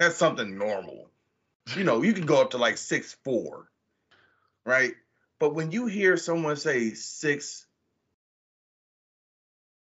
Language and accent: English; Warren, United States; moved away; back in Warren, we had this thing, my hometown